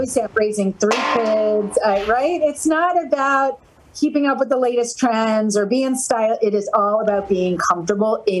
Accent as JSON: {"language": "English", "region": "New Jersey", "country": "United States", "said": "I'm from New Jersey"}